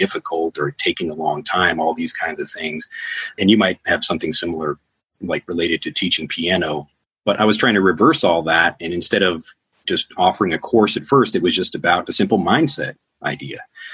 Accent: Chicago, Illinois, United States; moved away as an adult; now in Japan; I'm from Chicago

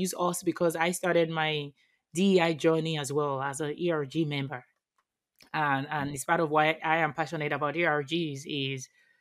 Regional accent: Nigeria; I am from Nigeria

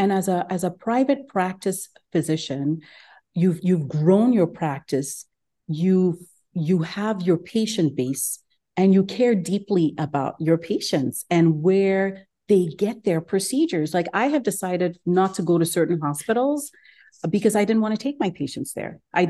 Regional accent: Ghana; moved away as an adult; also born or lived in Geneva, Switzerland; now in Houston, United States; I'm originally from Ghana. I live in Houston, actually in West Houston, Katy. I moved to the United States probably about 20 years ago now, trained in Geneva, Switzerland for medical school

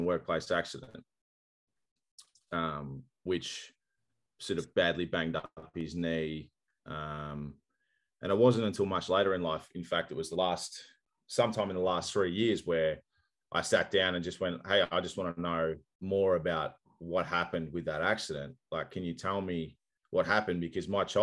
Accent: Australia; I'm Australian and swearing is just a part of the culture

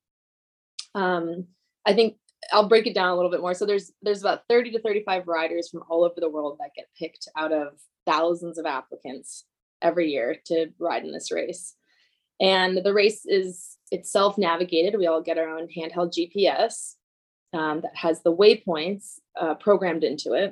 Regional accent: Sonoma County, Northern California, United States; moved away as an adult; now in Northern Idaho, United States; I grew up in Northern California, in the Bay Area, North Bay Area in Sonoma County

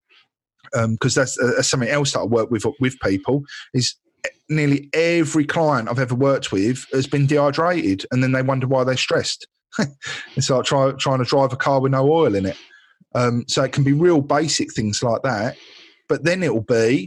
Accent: Essex, East of England, United Kingdom; I am from Essex

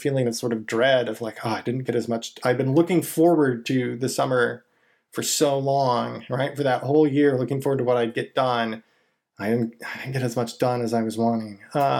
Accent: California, United States; moved away as an adult; also born or lived in Michigan / Indiana / Texas; I'm originally from California

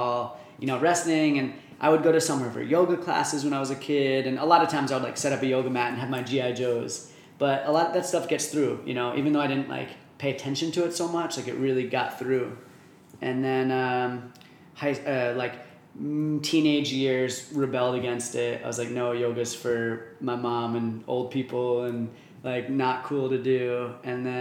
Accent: New Jersey, United States; moved away as an adult; also born or lived in Michigan; now in Arizona, United States; I'm from New Jersey originally

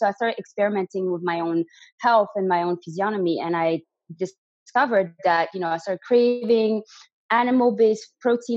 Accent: Belgium; first language French; English is a second language; moved away as an adult; also born or lived in Canada; now in Spain; If you can hear an accent, it's because originally I'm from Belgium. So my first language is actually French, but I moved to Canada when I was 18

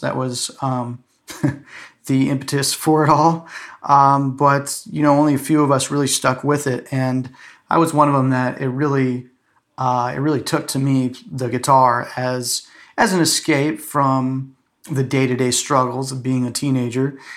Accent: Safety Harbor, Florida, United States; moved away as an adult; also born or lived in Atlanta / New York; I grew up in Florida, in Clearwater, Florida, uh, really in a small town there, actually, called Safety Harbor

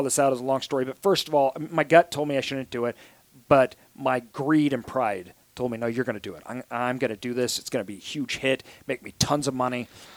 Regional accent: Idaho, United States; I'm from Idaho

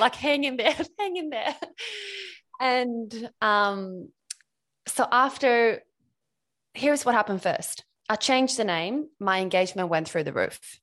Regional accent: Sweden; moved away as an adult; now in Australia; I'm Swedish. I grew up in Sweden, um, and I moved to Australia back in two thousand ten.

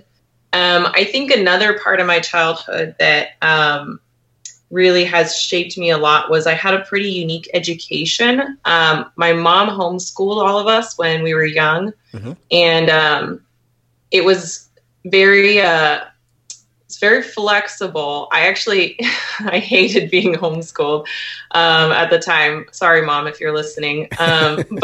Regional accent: Portland, Oregon, United States; moved away as an adult; also born or lived in Bellingham, Washington; now in Tacoma, United States; I was born and raised in Portland, Oregon.

